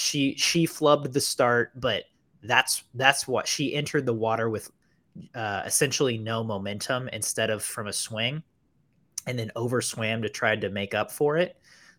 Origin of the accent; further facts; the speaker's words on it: United States; As an American, I am proud.